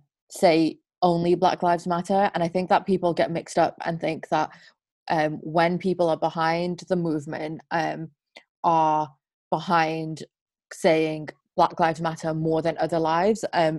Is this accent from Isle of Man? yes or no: yes; Isle of Man; born or raised there; also born or lived in South Africa